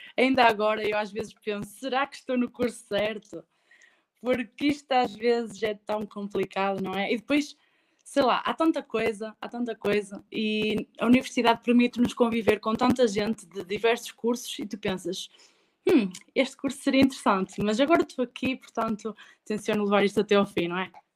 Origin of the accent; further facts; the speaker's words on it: Barcelos, Norte, Portugal; lá da minha terra, sou de Barcelos